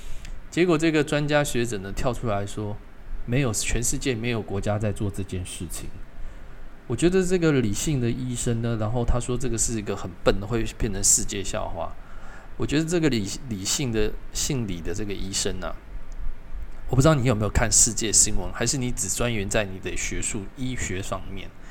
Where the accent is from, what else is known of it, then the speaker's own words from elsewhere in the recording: Taiwan; 我从小在这边出生，已经五十快五十年了，我缴的税不会比各位少。我生活对台湾的贡献不会比各位少